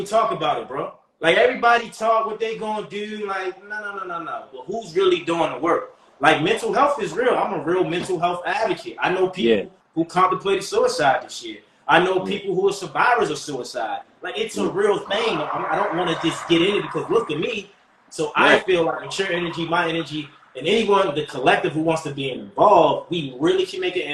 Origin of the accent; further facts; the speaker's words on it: Baltimore, Maryland, United States; I'm from Baltimore